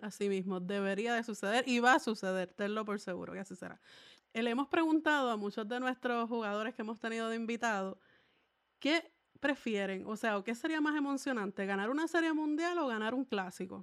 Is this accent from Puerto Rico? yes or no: yes; Salinas, Puerto Rico; yo soy de Salinas, Puerto Rico